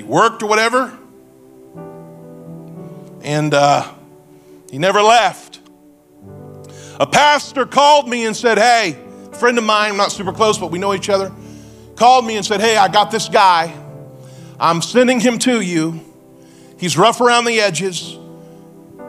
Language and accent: English; Springfield, Missouri, United States; I'm from Springfield. I live in the Ozarks